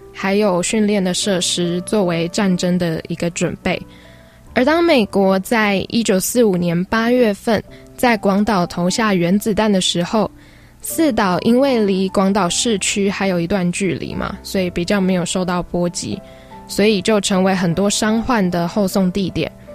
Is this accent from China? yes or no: no; central Taiwan, Taiwan; moved away as an adult; also born or lived in Taipei; 我是中部人， 到台北读书